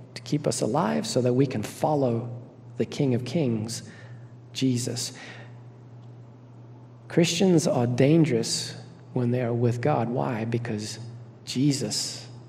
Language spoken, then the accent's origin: English; Zimbabwe; I grew up in Zimbabwe, Africa